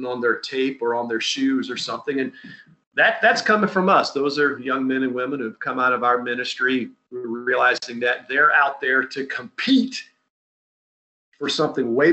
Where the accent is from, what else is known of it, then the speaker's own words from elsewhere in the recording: South Louisiana, United States; moved away as an adult; also born or lived in Southern California; I'm from a unique place